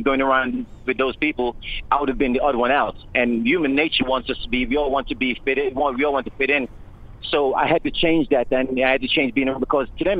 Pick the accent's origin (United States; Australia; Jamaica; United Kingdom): Jamaica; born or raised there